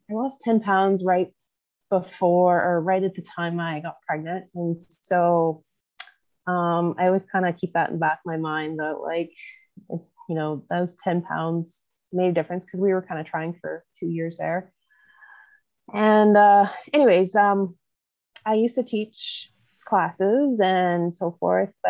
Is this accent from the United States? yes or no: no; Southwest Manitoba, Canada; also born or lived in Olds, Alberta; I am from Southwest Manitoba.